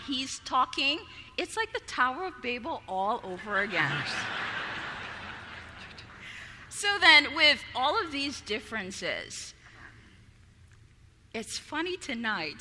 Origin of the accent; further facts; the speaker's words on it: Bahamas; moved away; Being from an island, I was born in the Bahamas, 7 miles by 21 miles